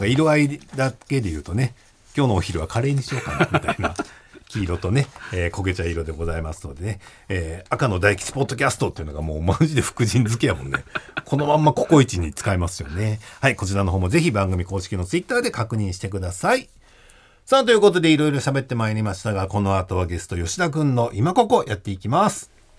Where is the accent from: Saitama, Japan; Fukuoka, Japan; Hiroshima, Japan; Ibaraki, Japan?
Fukuoka, Japan; Koga; moved away as an adult; now in Tokyo, Japan; 僕の地元の福 岡県、古河市